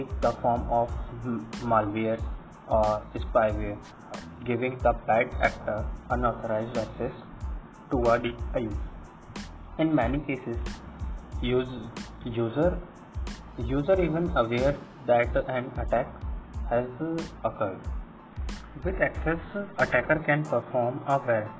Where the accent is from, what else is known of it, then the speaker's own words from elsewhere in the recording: Ajmer, Rajasthan, India; also born or lived in Jaipur, Rajasthan; I am basically from Ajmer, Rajasthan